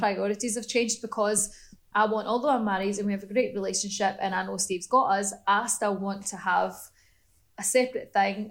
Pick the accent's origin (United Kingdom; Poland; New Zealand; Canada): United Kingdom; Scotland; moved away; I'm from Scotland, because we still all speak English